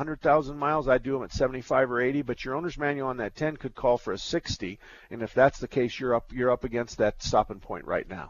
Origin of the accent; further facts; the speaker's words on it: Douglas, Arizona, United States; I was born and raised in Douglas